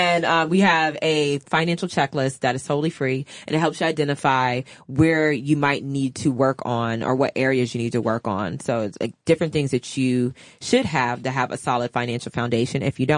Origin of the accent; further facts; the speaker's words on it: the South, United States; just sharing the goodies that I'm from the South.